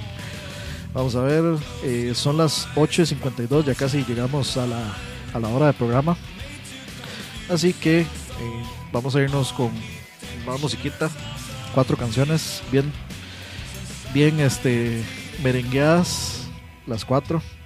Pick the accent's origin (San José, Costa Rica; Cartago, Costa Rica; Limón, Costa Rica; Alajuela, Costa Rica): San José, Costa Rica; yo soy de Pavas, y aquí tienen a cortar la luz random